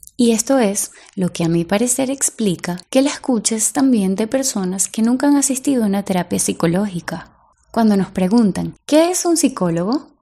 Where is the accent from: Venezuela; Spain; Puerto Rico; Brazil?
Venezuela